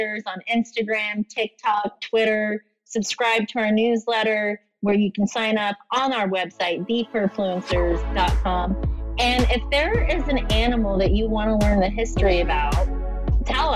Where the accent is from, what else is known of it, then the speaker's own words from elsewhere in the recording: Oklahoma, United States; I'm from Oklahoma.